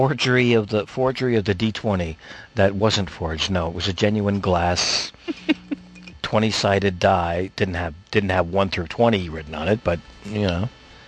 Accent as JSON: {"language": "English", "country": "United States", "tie": "born or raised there", "said": "as a kid growing up in America"}